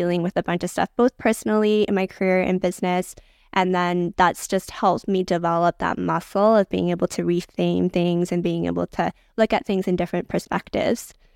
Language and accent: English; Vancouver, British Columbia, Canada; I was born and raised in Vancouver